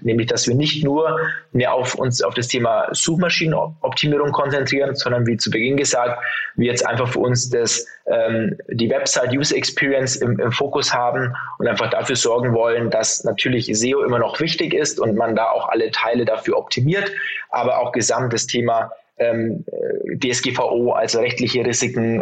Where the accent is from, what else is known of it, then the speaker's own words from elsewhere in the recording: Franconia, Bavaria, Germany; now in Munich, Germany; ich sitze in München, bin äh, geborener Bayer, ähm, zwar aus Franken